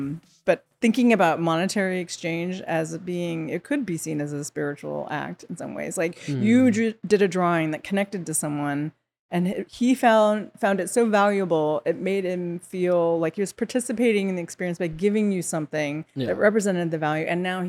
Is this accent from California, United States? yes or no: yes; California, United States; now in Los Angeles, United States; I'm from the San Francisco Bay Area.